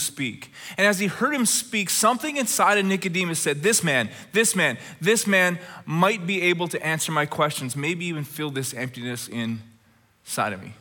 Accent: Red Deer, Alberta, Canada; when I was a little boy growing up in Red Deer, Alberta.

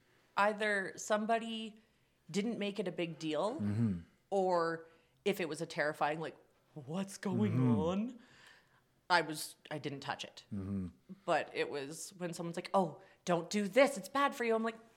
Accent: Ottawa, Ontario, Canada; so I'm from Ottawa.

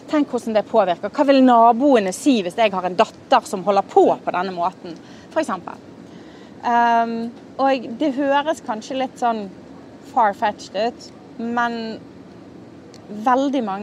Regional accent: Norway; Altså, jeg er veldig inkluderende, altså, det vet jeg, for jeg er jo norsk

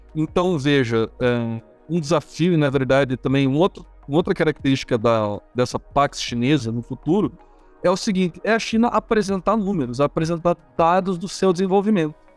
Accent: Curitiba, Paraná, Brazil; eu sou de Curitiba, né? Aqui em Curitiba

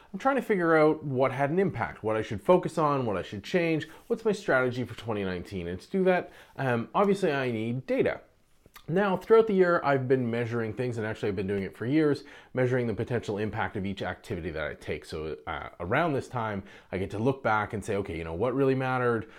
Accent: Canada; I'm Canadian

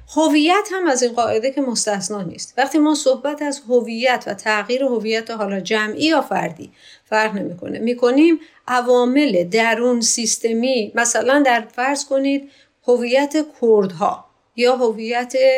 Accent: Iran; من ایرانی هستم

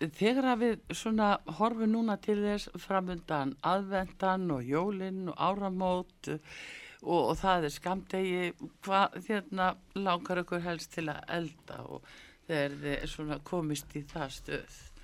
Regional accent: Iceland; við Íslendingar

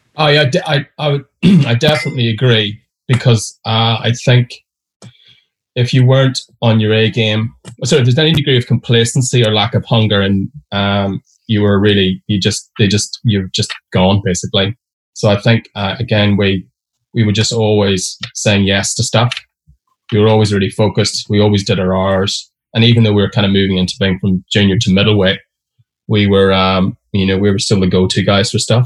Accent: Derry, Northern Ireland, United Kingdom; moved away as an adult; I grew up in Derry or Londonderry, depending on your religion

